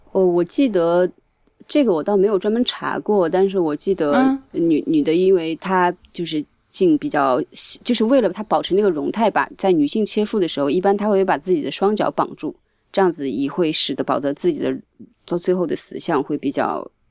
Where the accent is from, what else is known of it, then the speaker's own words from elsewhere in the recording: Nanjing, Jiangsu, China; moved away as an adult; now in Tokyo, Japan; 作为一个南京人